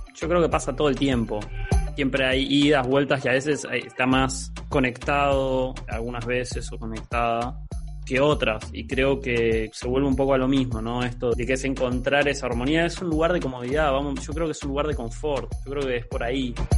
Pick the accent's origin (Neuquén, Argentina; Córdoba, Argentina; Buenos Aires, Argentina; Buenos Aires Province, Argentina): Neuquén, Argentina; San Martín de los Andes; moved away; yo vengo de San Martín de los Andes, pueblo divino, hermoso